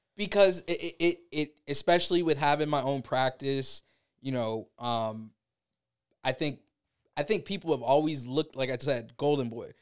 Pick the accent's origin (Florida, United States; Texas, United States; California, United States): Florida, United States; Tampa; originally born and raised in Tampa